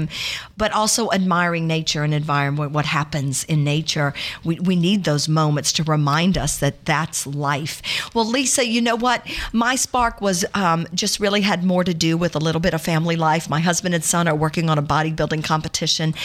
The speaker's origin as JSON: {"language": "English", "town": "Baton Rouge", "region": "Louisiana", "country": "United States", "tie": "born or raised there", "said": "… and I grew up in the Baton Rouge, South Side area."}